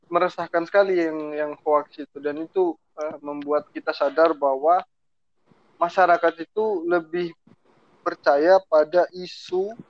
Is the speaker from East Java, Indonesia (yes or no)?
no; Taliabu, North Maluku, Indonesia; di Taliabu saja di daerah saya di Taliabu ya.